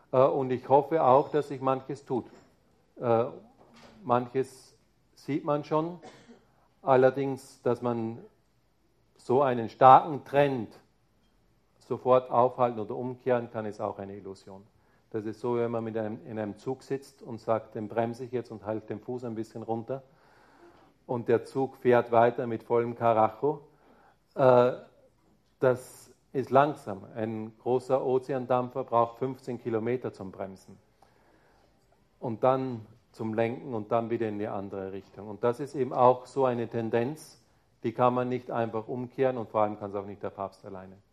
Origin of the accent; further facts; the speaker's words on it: Bavaria, Germany; Ja, ich bin Bayer. Das heißt, da ist schon auch kulturell ein Unterschied da.